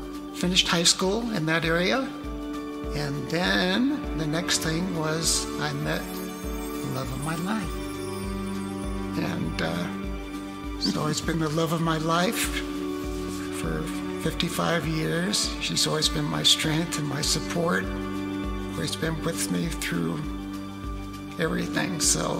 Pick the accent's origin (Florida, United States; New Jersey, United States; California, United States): California, United States; San Francisco; now in Colorado, United States; I was born in San Francisco in 1944. I have three brothers, so we had a large family, a very close-knit family. I am actually Jewish, 100% Jewish.